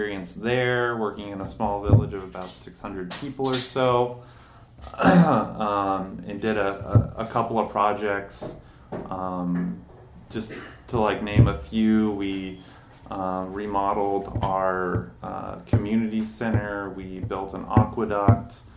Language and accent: English; Carbondale, Illinois, United States; I am from Carbondale, Illinois, which is in southern Illinois, far away from Chicago